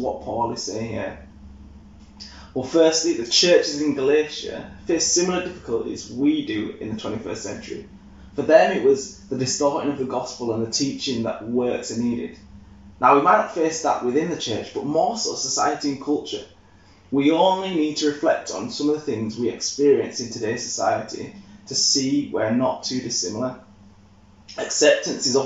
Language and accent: English; Leeds, Yorkshire and the Humber, United Kingdom; I'm from Yorkshire. I know Leeds lads through and through